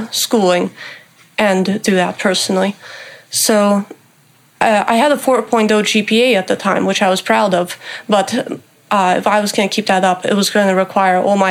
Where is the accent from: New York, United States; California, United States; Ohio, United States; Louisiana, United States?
California, United States; Topanga; growing up in Topanga Canyon